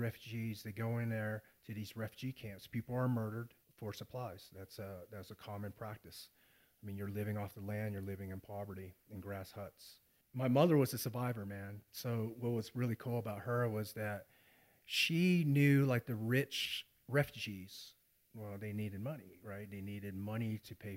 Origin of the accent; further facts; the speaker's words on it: Fayetteville, North Carolina, United States; also born or lived in Saigon, Vietnam; growing up in Fayetteville, North Carolina, which is, you know, right outside the biggest military base